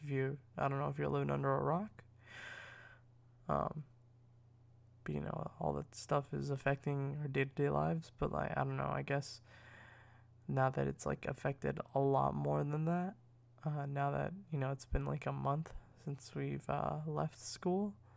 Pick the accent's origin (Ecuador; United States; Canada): United States; I'm, I'm American